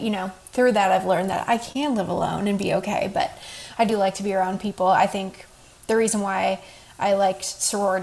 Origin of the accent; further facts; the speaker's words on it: East Coast, United States; also born or lived in Texas; now in Carmel, Indiana, United States; I have only grown up in the East Coast